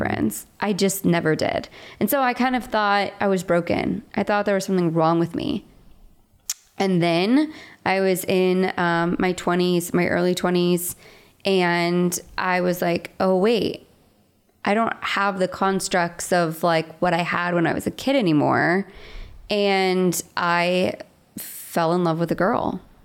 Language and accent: English; West Palm Beach, Florida, United States; moved away as an adult; also born or lived in Nashville; I grew up in West Palm Beach, Florida